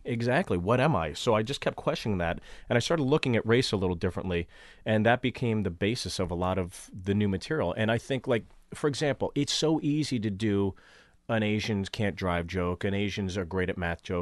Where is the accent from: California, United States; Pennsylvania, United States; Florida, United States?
Pennsylvania, United States; Pittsburgh; moved away; also born or lived in New York City; I grew up in Pittsburgh, Pittsburgh